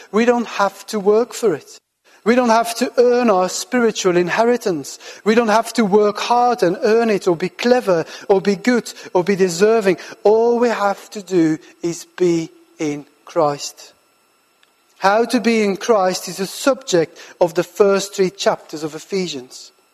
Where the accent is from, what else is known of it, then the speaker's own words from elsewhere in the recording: Belgium; moved away as an adult; also born or lived in Farnham, United Kingdom / South Birmingham, United Kingdom; now in Birmingham, United Kingdom; I'm originally from Belgium and I live and work now in the UK for the last 12